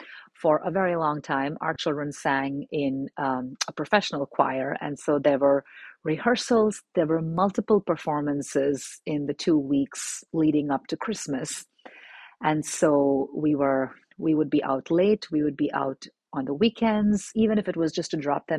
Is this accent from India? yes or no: yes; India; also born or lived in Middle East; it was something I had never experienced growing up in India and in the Middle East.